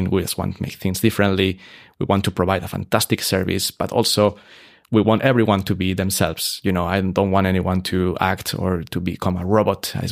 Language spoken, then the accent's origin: English; Salzburg, Austria; we are a hotel that is genuinely Salzburg mm. because mm. you are 11 generation here. So we are from Salzburg, but we want to bring a fresh, a fresh concept to the city because it's good for everyone.